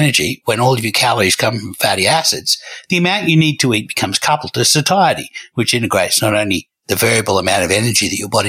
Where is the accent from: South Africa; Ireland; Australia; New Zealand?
Australia; from Australia